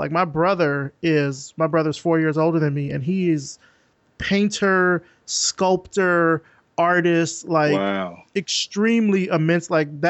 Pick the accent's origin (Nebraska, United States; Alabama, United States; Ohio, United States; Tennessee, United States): Alabama, United States; Selma; I'm from a small southern town too. I'm from Selma, Alabama